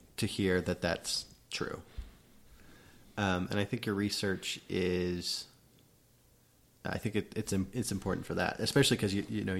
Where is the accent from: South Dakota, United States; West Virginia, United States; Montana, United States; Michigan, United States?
South Dakota, United States; growing up in South Dakota